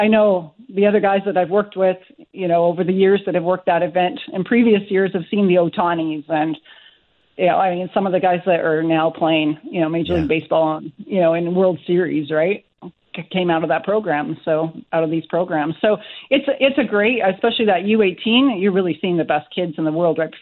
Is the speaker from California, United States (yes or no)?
yes; California, United States; I grew up in California